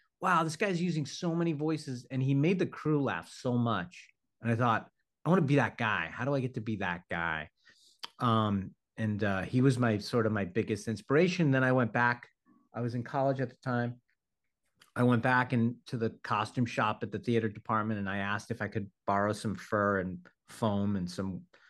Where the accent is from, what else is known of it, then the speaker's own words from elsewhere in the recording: New York City, New York, United States; I grew up in Brooklyn, New York